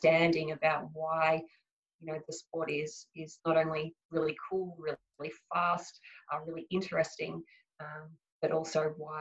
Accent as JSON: {"language": "English", "country": "Australia", "said": "a lot of pride in being Australian"}